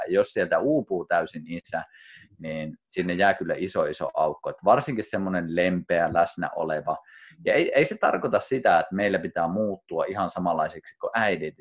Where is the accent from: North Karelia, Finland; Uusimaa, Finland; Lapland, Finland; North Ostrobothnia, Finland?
North Ostrobothnia, Finland; Kuusamo; moved away as an adult; also born or lived in Rovaniemi; mä muutin kotoa pois, eka kertaa muutin Kuusamosta, muutin Rovaniemelle